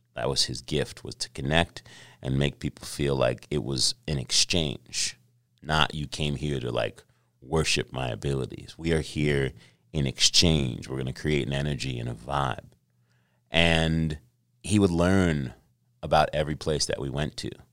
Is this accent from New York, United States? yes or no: yes; New York City, New York, United States; moved away; also born or lived in Los Angeles / Carlsbad, California; I was born in Los Angeles. uh, but raised in New York City